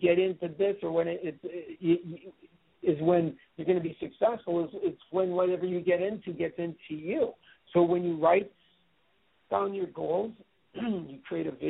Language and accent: English; Wisconsin, United States; moved away; back 30 years ago, I came from Wisconsin. My dad worked for the Wisconsin Gas Company